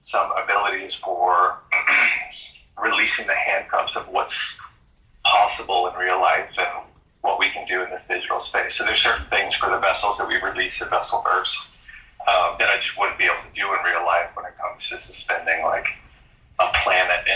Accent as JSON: {"language": "English", "town": "Boston", "region": "Massachusetts", "country": "United States", "tie": "born or raised there", "also_born_or_lived": "San Francisco", "moved": "yes", "lives_now": "Los Angeles, United States", "said": "Growing up in Boston"}